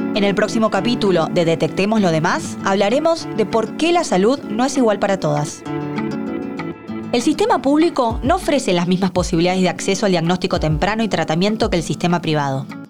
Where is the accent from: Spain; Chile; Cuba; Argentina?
Argentina